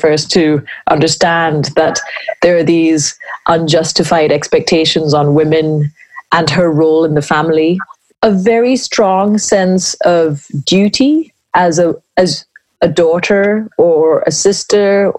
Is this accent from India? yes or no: yes; India; I'm Indian